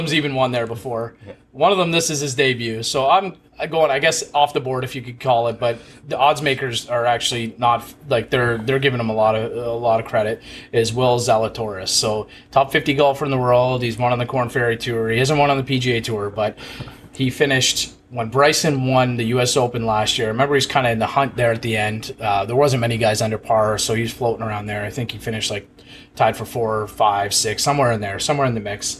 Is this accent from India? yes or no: no; Canada; as a Canadian